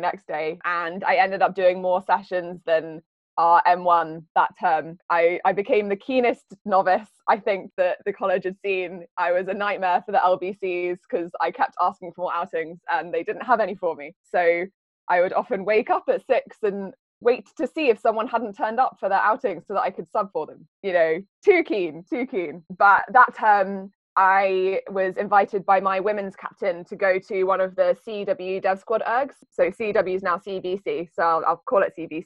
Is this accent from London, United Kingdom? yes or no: no; Cambridge, East of England, United Kingdom; moved away as an adult; So I grew up in Cambridge. I've lived in Cambridge all my life up until the last few years